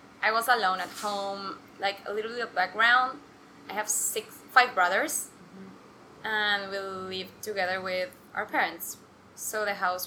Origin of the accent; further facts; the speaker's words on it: Argentina; moved away as an adult; also born or lived in New York; I'm from Argentina. I've been living in New York for 4 months and a half, and I'm returning for good in 2 weeks.